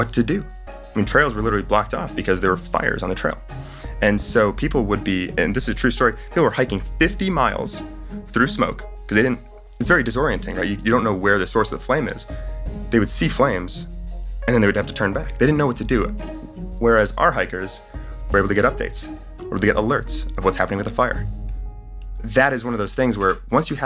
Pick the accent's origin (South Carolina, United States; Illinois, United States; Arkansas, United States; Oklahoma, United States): Illinois, United States; Chicago; I'm from Chicago